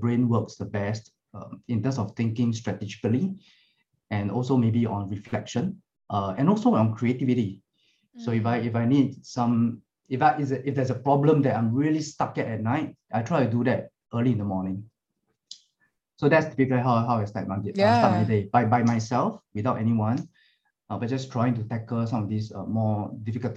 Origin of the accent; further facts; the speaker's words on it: Singapore; I'm from Singapore, we serve in the army